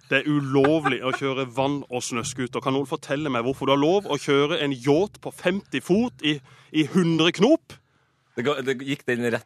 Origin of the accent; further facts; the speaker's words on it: Agder, Norway; vi som er født og oppvokst på Sørlandet, det, vi er hjemmekjære